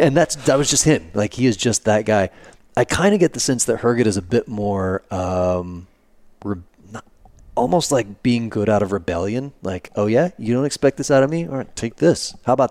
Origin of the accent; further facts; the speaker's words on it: Rio Vista, Texas, United States; I grew up in Rio Vista, Texas